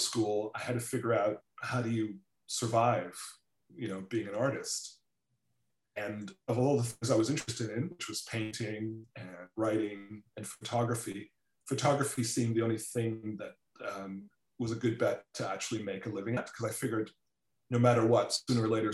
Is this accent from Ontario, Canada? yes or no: yes; Toronto, Ontario, Canada; also born or lived in Trinidad / New York; I grew up in Toronto